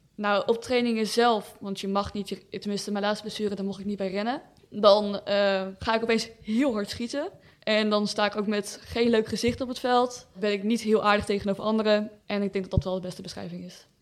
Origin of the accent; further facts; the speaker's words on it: Breda, North Brabant, Netherlands; Ik ben 16 jaar. Ik kom uit Breda.